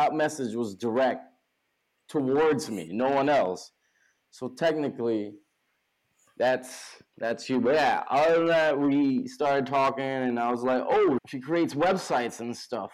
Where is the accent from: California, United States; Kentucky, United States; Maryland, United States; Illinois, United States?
California, United States; now in New York City, United States; I'm not from here. Like I said, I'm from California